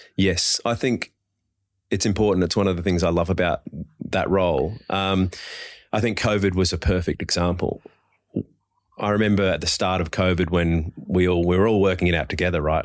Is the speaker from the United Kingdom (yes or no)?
no; Adelaide, South Australia, Australia; also born or lived in Perth; now in Sydney, Australia; I'm born and bred in Adelaide